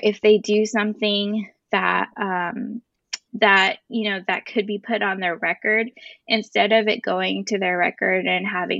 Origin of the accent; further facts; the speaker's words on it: Northern California, United States; I'm actually not from San Bernardino. I'm from Northern California